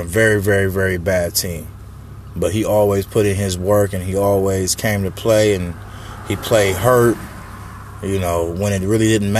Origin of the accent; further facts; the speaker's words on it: San Diego, California, United States; being a Charger fan and growing up in San Diego